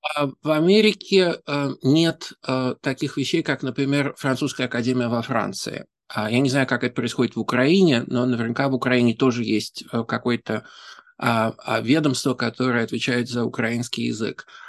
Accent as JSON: {"language": "Russian", "region": "Saint Petersburg", "country": "Russia", "moved": "as an adult", "lives_now": "New York, United States", "said": "Я из Петербурга"}